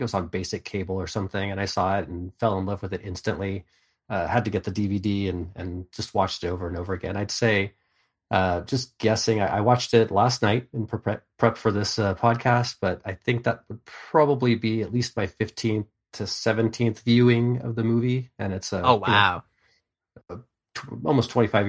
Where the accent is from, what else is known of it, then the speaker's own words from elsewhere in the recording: California, United States; I grew up in Northern California, made many trips to L.A.